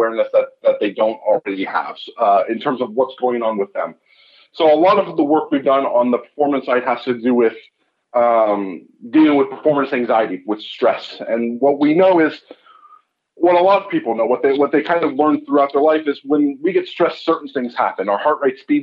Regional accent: California, United States; now in Canada; I'm originally from California. I ended up moving to Canada

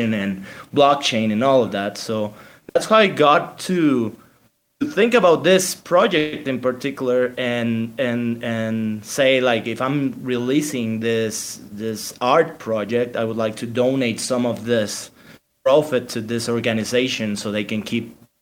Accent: Mexico; We're two guys from Mexico

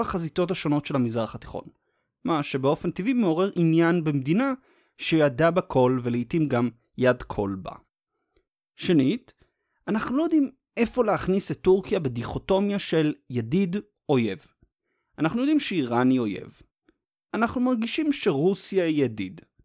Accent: Israel; אותנו כישראלים

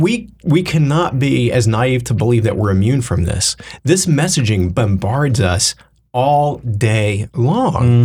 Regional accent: the Bible Belt, United States; I grew up in the Bible Belt-ish

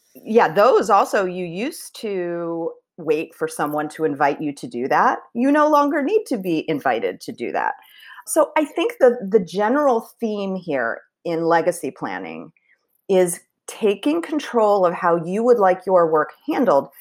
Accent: Philadelphia, Pennsylvania, United States; moved away as an adult; also born or lived in Chicago / San Francisco / Washington, D.C. / Bloomington, Indiana; I was born in Chicago, and then we moved to the Philadelphia area when I was around two, so I did grow up in the Philly area.

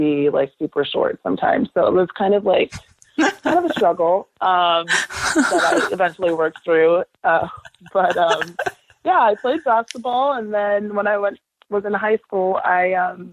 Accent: California, United States; I'm from California. I'm a California girl through and through. And growing up, I fell in love with sports by watching the Lakers

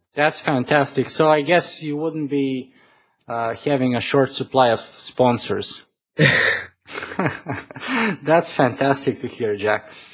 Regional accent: Canada; I am Canadian

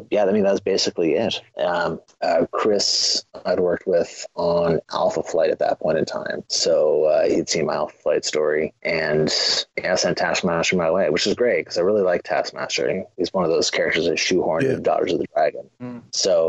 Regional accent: Canada; I am Canadian

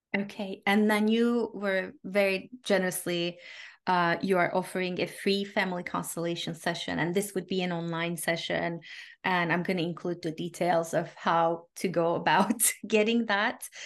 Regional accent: Turkey; I grew up in Turkey

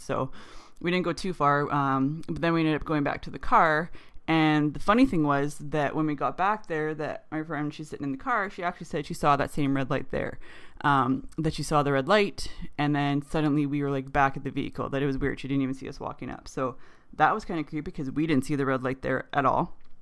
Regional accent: Canada; We're Canadian

